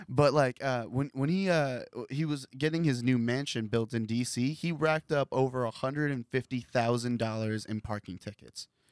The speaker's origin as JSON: {"language": "English", "town": "Columbus", "region": "Ohio", "country": "United States", "tie": "born or raised there", "said": "this is where I grew up"}